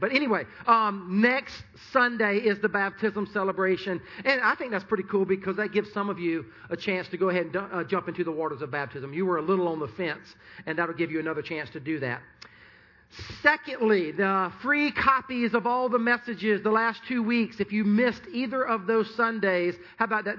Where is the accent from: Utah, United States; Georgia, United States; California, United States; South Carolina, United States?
South Carolina, United States; Sumter; Sumter, which is my hometown